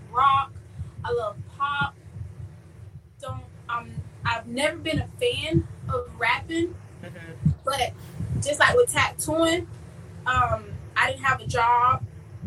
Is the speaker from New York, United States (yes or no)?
no; Clewiston, Florida, United States; moved away as an adult; also born or lived in Belle Glade, Florida / Polk County, Florida; now in West Palm Beach, United States; I went to school in Clewiston, majority of my school life. But I was pretty much raised in Clewiston, but originally from Belgrade